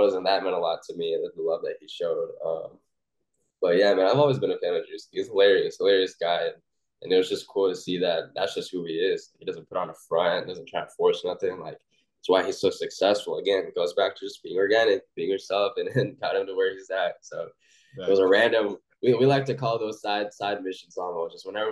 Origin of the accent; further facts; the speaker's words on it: Oklahoma, United States; I'm from Oklahoma